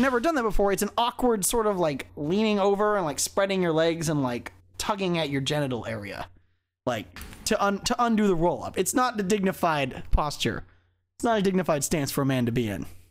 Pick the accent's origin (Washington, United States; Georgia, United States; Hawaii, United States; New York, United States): Hawaii, United States; moved away; growing up in Hawaii.